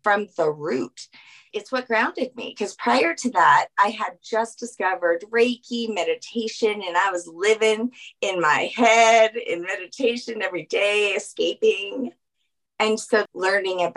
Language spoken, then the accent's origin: English; New Orleans, Louisiana, United States; I'm from New Orleans. So that Southern hospitality